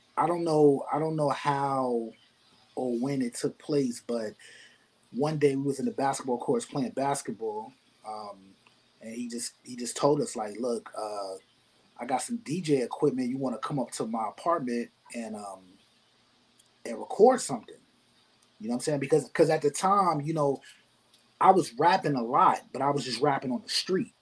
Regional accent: New York City, New York, United States; also born or lived in Binghamton, New York; I grew up in the Bronx

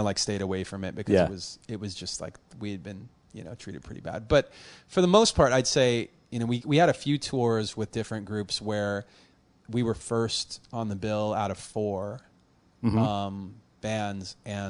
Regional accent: Los Angeles, California, United States; I was born on the Valley side, actually in Panorama City, which is not too far from, like, where the Karate Kid, you know, Encino is, like, not that far. 10 minutes. And then I've moved up and down the Valley side

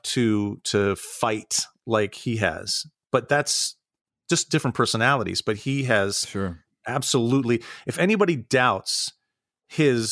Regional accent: Santa Rosa, California, United States; moved away as an adult; also born or lived in New York / Ohio; now in Pittsburgh, United States; I grew up in Northern California. I grew up in Santa Rosa in the Wine Valley.

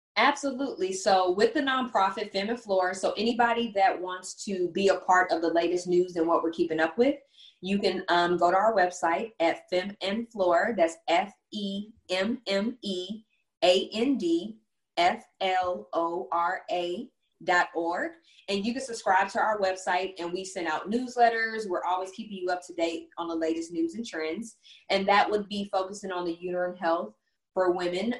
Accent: Texas, United States; also born or lived in Houston; I'm from Texas

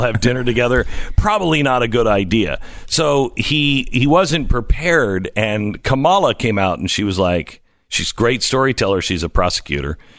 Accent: Texas, United States; As a Texan

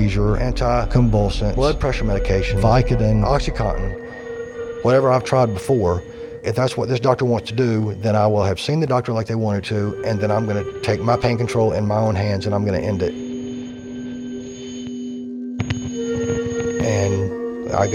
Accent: Warner Robins, Georgia, United States; born or raised there

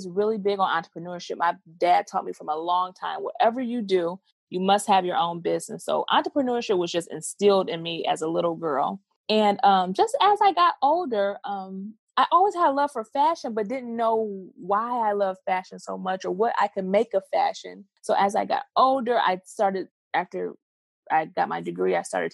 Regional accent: Southfield, Michigan, United States; also born or lived in Dallas; I was born and raised in Southfield, Michigan.

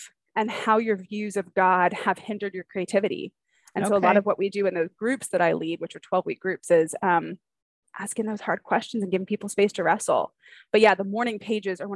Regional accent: California, United States; moved away as an adult; also born or lived in Atlanta, Georgia; we are from California, but have lived in Georgia for, golly, in the Atlanta area for 12, 13 years

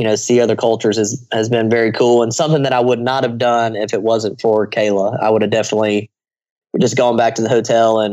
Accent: United States; I'm an American

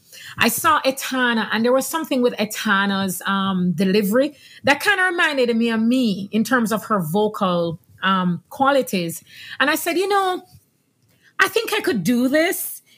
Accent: Jamaica; now in Houston, United States; I'm Jamaican. Yes. I grew up in Jamaica, and we were very churchy family.

